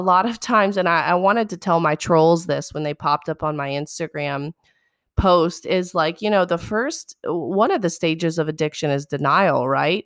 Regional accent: South Mississippi, United States; I grew up in South Mississippi

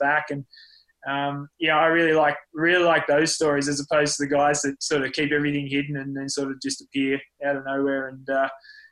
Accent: Lord Howe Island, New South Wales, Australia; also born or lived in Tasmania / Port Macquarie; now in Andorra; we moved to the island for most of primary school

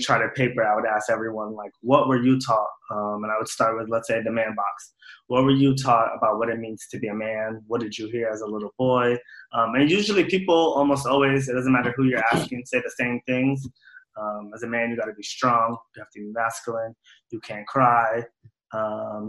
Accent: New York City, New York, United States; also born or lived in North Carolina / Somalia (ancestry); My family is from Somalia. I was born and raised in New York City, spent a few years in North Carolina when I was younger

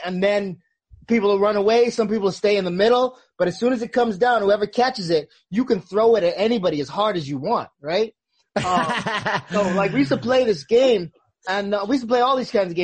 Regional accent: Bahamas; I grew up in the Bahamas

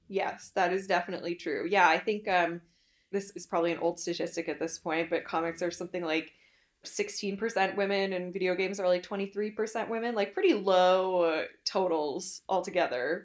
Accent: Canada; being Canadian

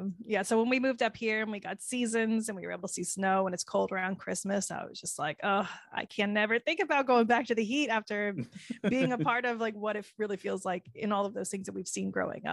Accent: Florida, United States; moved away; I'm from Florida

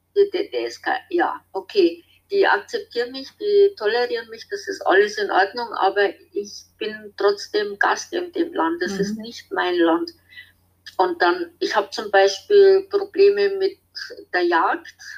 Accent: West Germany, Germany; moved away as an adult; also born or lived in Marche, Italy; now in Italy; ich bin von der Ex-DDR äh, im Westen mit meinen Eltern, da war ich aber noch ziemlich klein, also fünf Jahre alt

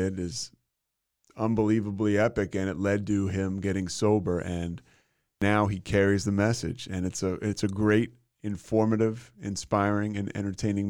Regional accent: Philadelphia, Pennsylvania, United States; I'm from Philly

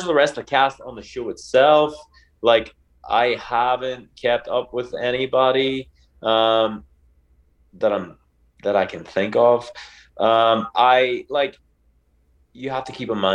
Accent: Ireland; as an Irishman

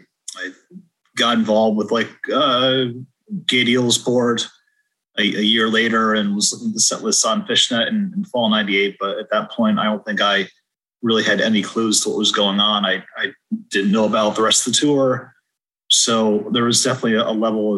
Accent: West Hartford, Connecticut, United States; I grew up in West Hartford, one town over

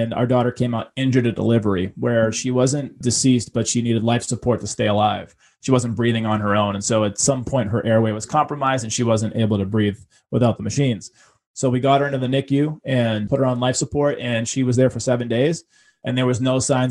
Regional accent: Boston, Massachusetts, United States; growing up in Boston with a single mom that didn't have a penny to rub together.

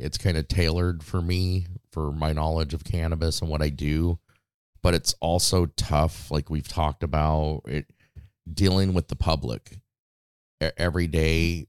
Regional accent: Las Vegas, Nevada, United States; moved away as an adult; growing up in Vegas

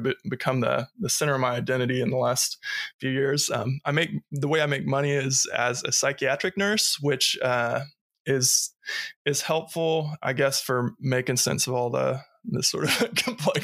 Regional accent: Ohio, United States; moved away as an adult; also born or lived in Kentucky / New Zealand / Seattle; I grew up in Ohio

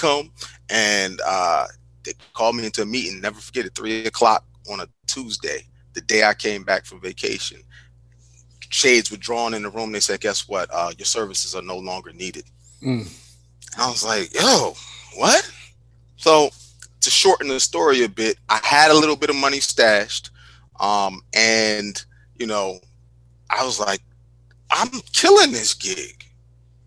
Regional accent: New Jersey, United States; also born or lived in Newark; I'm from Jersey

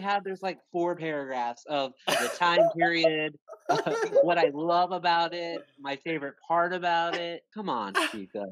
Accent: United States; also born or lived in New York; now in South Carolina, United States; I am from the United States. I live in the southeast coast of America

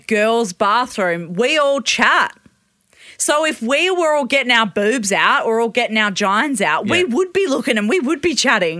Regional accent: Australia

